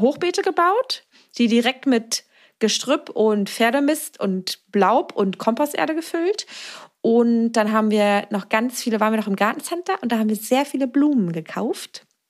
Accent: Mecklenburg-Vorpommern, Germany; moved away; also born or lived in Berlin; auch eigentlich vom Dorf mit neun Häusern aus Mecklenburg-Vorpommern

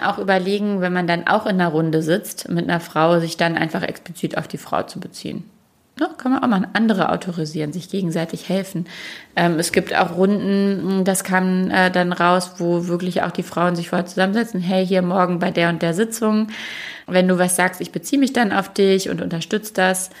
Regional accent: Duisburg, North Rhine-Westphalia, Germany; moved away; ich bin in Duisburg groß geworden

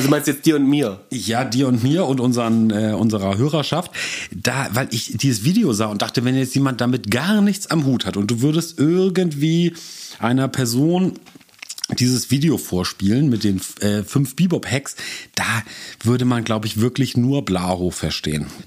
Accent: Hamburg, Germany; Auch gerade als Hamburger muss ich da natürlich immer Kompetenz heucheln muss ich sagen

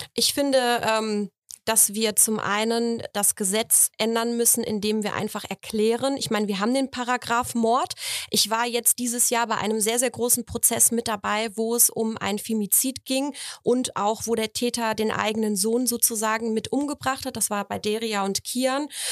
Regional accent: Poland; moved away; ich bin aus Polen

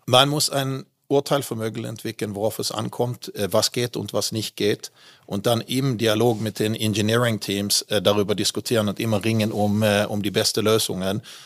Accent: Malmö, Skåne, Sweden; German is a second language; moved away as an adult; also born or lived in Västervik / Düsseldorf area, Germany / Switzerland; now in Germany; Ich bin ja in Westerweg geboren, ah. habe nur ein Jahr dort gelebt und ah. dann bin ich eigentlich in Malmö aufgewachsen

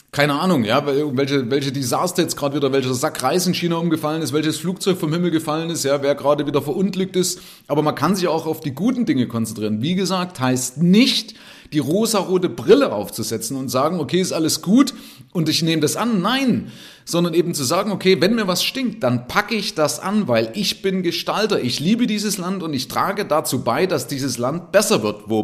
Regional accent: East Germany, Germany; Ich bin Ossi, ja, das heißt, ich bin aus der DDR hier rübergekommen und habe dann auch noch Leuten gezeigt, mit Geld umzugehen. Also ein Ossi, der mit der Ostmark aufgewachsen ist

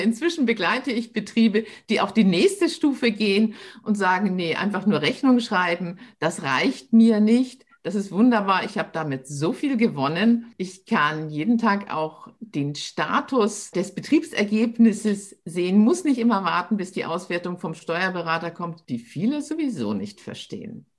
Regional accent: Hamburg, Germany; also born or lived in Munich area; now in Munich, Germany; bin aber eine Hamburger Dern. Ich sage immer, äh, Hamburg ist meine Heimat, München ist mein Zuhause.

